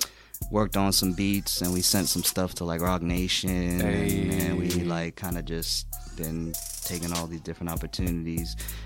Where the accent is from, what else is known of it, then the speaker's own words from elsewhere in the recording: Boston, Massachusetts, United States; I grew up in Boston.